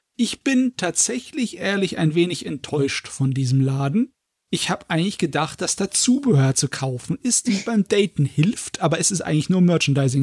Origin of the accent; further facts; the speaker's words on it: Germany; bei uns in Deutschland